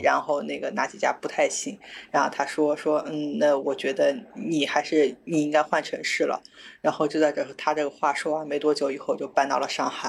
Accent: China; 我从中国来

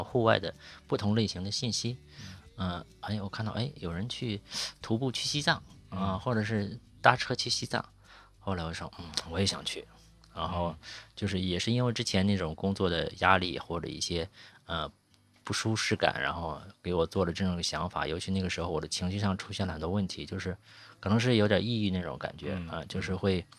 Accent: Shandong, China; moved away as an adult; also born or lived in Beijing; now in Yangshuo, China; 我是山东人，

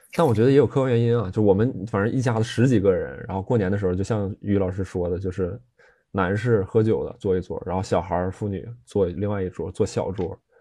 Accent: Jilin, China; now in Beijing, China; 吉林这个土生土长的这个东北农民家庭

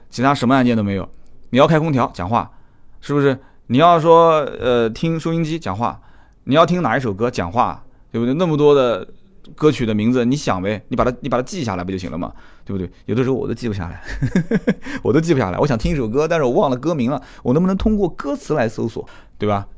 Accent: China; 作为一个中国人，懂中国话的

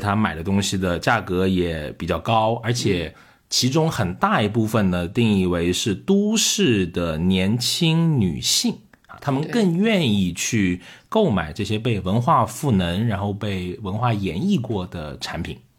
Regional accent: Liuzhou, Guangxi, China; moved away; 我们是一个工业城市

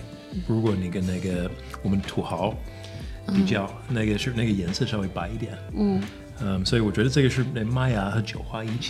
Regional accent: United States; Chinese is a second language; moved away as an adult; now in Beijing, China; 我在美国长大，但是我是 you know 一半嗯呃中国人

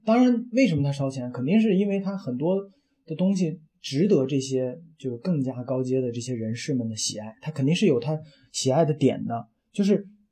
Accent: Gansu, China; moved away as an adult; also born or lived in Wuhan / Beijing; now in Changsha, China; 我们是两个都是外地的，就等于是我是甘嗯肃的

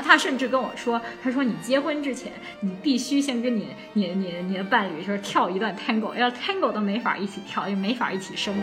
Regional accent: China; moved away as an adult; also born or lived in Buenos Aires, Argentina; now in Abu Dhabi, United Arab Emirates; 虽然是一个土生土长的中国人

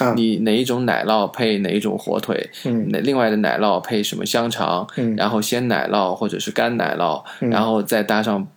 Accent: China; 我们中国人

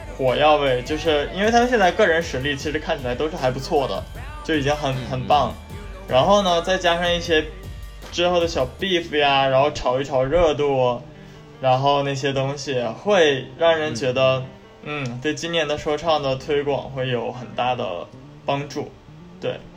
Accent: Northeast China, China; accent: Northeastern; 作为东北人的话，我会嗯。加一些东北的口音进去

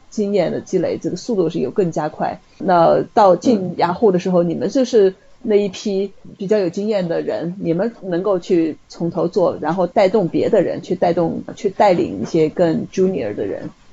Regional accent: China; 我们中国人讲的这种狼性

